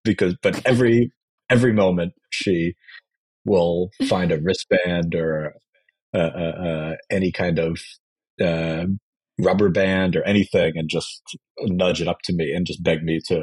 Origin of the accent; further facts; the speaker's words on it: New York, United States; I was growing up in New York